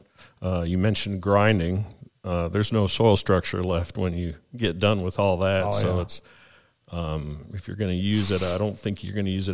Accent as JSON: {"language": "English", "country": "Canada", "moved": "as an adult", "lives_now": "North Carolina, United States", "said": "I hail from Canada"}